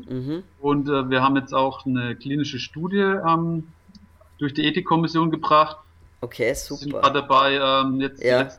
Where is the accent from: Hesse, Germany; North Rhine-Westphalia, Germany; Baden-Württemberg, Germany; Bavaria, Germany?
Bavaria, Germany; Schweinfurt; Heimatstadt äh, in der Strahlentherapie mhm. und habe das dann angenommen, bin da nach Schweinfurt gewechselt